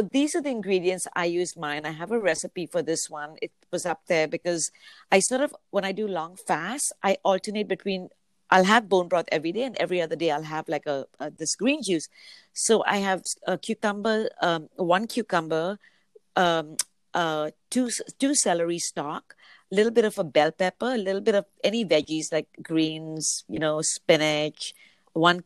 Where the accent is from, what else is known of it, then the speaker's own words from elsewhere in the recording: Mumbai, Maharashtra, India; now in Vancouver, Canada; the state is north of where I come from, which is Bombay. Oh, yeah. I am originally from India